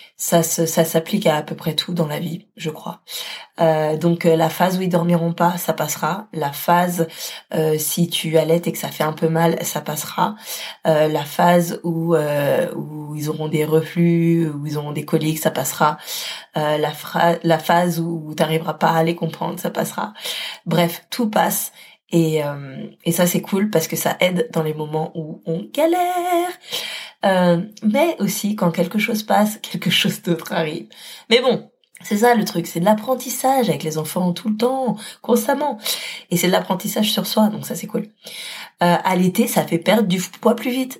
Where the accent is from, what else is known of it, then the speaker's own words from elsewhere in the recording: Paris, Île-de-France, France; moved away as an adult; now in Lyon, France; je suis parisienne